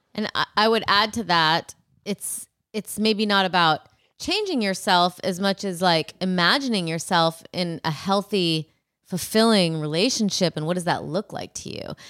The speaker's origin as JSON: {"language": "English", "area": "forty-five minutes from Madison", "region": "Wisconsin", "country": "United States", "tie": "born or raised there", "said": "This is also forty-five minutes from my hometown."}